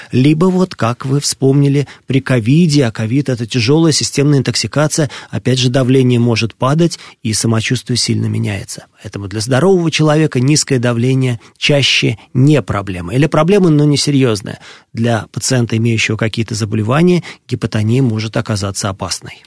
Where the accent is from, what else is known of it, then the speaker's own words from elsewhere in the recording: Moscow, Russia; я родился и вырос в Москве